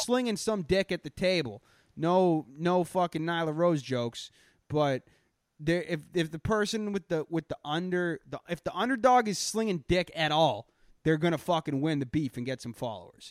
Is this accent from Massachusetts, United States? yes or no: yes; Boston, Massachusetts, United States; accent: Boston